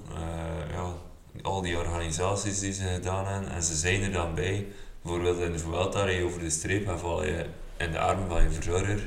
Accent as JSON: {"language": "Dutch", "country": "Belgium", "said": "ik als Belg"}